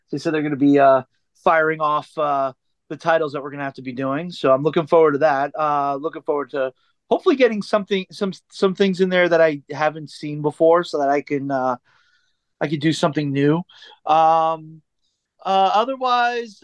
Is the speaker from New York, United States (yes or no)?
yes; New York, United States; I grew up in New York